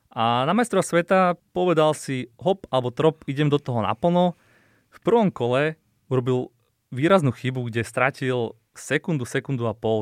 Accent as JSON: {"language": "Slovak", "country": "Slovakia", "said": "to sme my Slováci"}